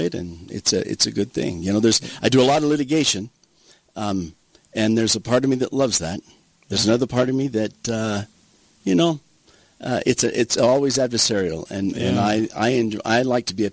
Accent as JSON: {"language": "English", "town": "Queen Creek", "region": "Arizona", "country": "United States", "tie": "born or raised there", "moved": "as an adult", "lives_now": "Toquerville, United States", "said": "I grew up in southern Arizona"}